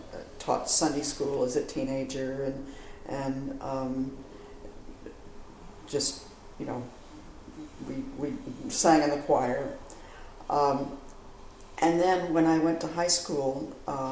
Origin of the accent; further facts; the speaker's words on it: New Jersey, United States; moved away as an adult; now in Seattle, United States; I moved from New Jersey out to Seattle